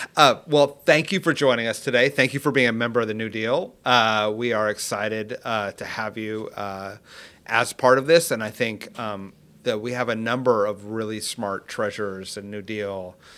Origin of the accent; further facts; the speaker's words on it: California, United States; I'm a Californian